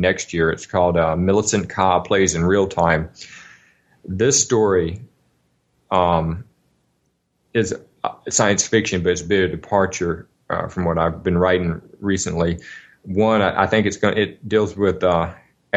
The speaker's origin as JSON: {"language": "English", "region": "Alabama", "country": "United States", "tie": "born or raised there", "said": "when I was a kid, I grew up in Alabama"}